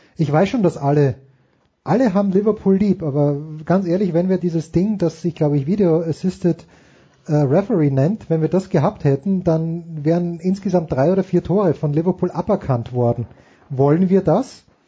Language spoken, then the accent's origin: German; Austria; als Österreicher